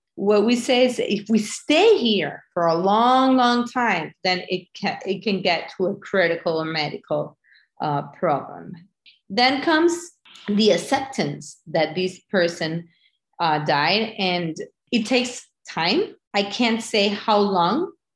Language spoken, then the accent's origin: English; Venezuela; moved away; I'm from Venezuela